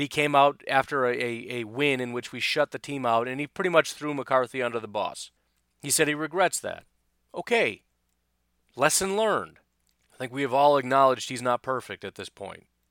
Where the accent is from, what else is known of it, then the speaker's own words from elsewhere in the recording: Illinois, United States; I remember growing up in Illinois